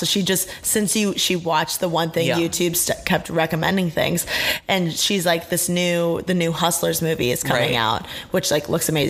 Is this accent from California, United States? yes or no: no; Indiana, United States; now in Los Angeles, United States; I grew up in Indiana